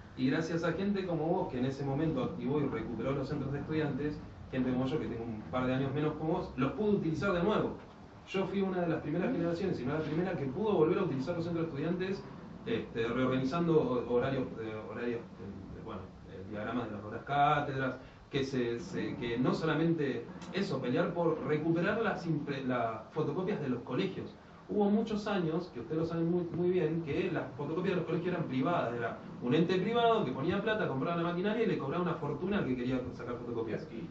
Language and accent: Spanish; Malvinas Argentinas, Buenos Aires, Argentina; soy de Malvinas